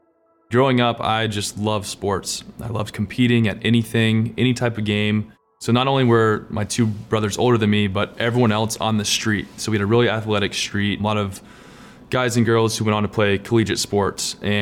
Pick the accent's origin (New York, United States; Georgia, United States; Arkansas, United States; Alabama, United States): Georgia, United States; Lawrenceville; now in Nashville, United States; I grew up in Lawrenceville, Georgia.